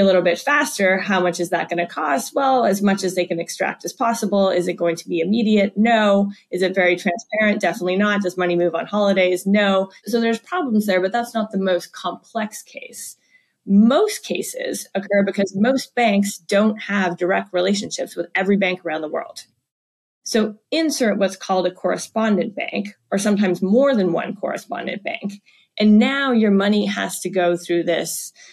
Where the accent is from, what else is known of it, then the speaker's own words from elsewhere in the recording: Canada; now in United States; my family back in Canada